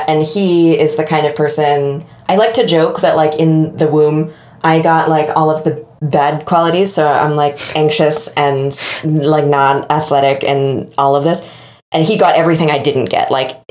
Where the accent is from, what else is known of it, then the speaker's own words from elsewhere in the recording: Boston, Massachusetts, United States; as a Bostonian